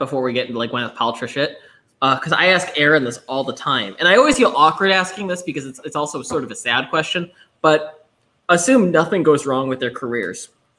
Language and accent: English; Buffalo, New York, United States; I'm from Buffalo